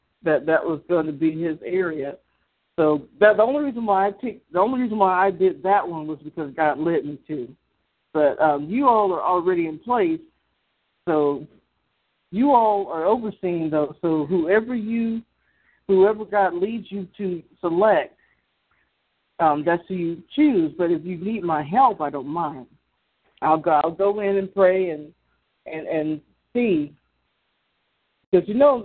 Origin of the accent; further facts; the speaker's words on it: the South, United States; because I'm from the South.